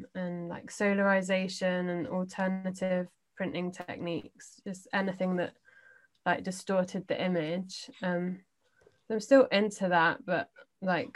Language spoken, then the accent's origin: English; London, United Kingdom; I'm from London